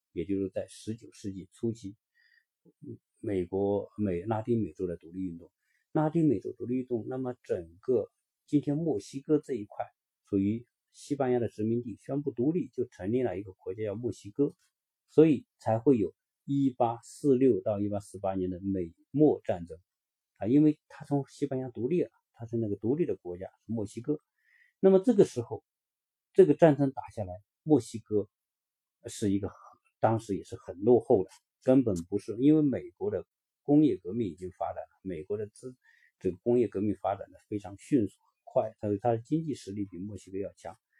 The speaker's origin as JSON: {"language": "Chinese", "country": "China", "said": "我们中国人知道阿拉斯加鱼有"}